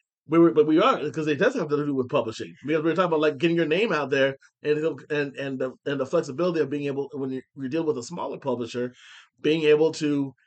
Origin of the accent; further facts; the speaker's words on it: Findlay, Ohio, United States; now in Houston, United States; the Hancock County Library in my hometown